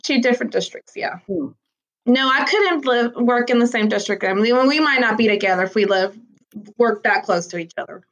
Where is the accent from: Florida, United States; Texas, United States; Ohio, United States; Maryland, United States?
Texas, United States; Galveston; I was raised in Galveston. Like, I went to Ball High, class hey. of 2000. Like, like I love my island and I love Galveston